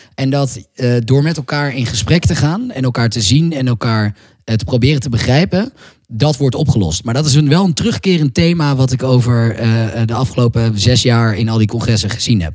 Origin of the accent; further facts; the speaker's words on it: Amsterdam, North Holland, Netherlands; also born or lived in France; ik kom uit Amsterdam, uit Nederland